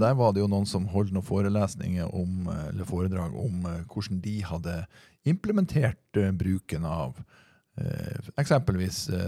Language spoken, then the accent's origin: Norwegian; near Trondheim, Trøndelag, Norway; accent: Trønder; moved away; det her foregikk i Trondheim byen. Mm. Ja, det var ikke så langt unna hjemplassen min